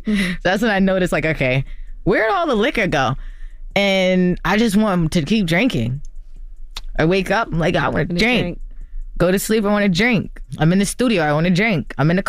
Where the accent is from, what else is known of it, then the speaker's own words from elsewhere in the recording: New Jersey, United States; now in Los Angeles, United States; Not alone with my friends, but I'm from Jersey. But we moved to LA for this.